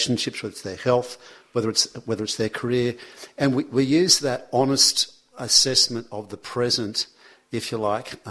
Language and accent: English; Sydney, New South Wales, Australia; also born or lived in Manly; I moved out when I was 18 years old. I moved from Brookvale into Manly.